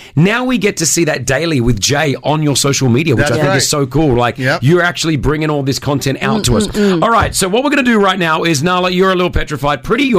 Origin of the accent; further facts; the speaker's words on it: Australia; now in United Arab Emirates; I'm Australian, mate.